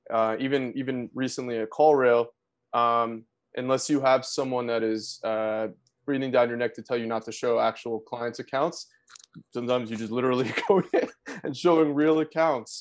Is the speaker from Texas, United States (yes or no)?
no; South Florida, United States; moved away as an adult; also born or lived in New York City; now in Atlanta, United States; I grew up in South Florida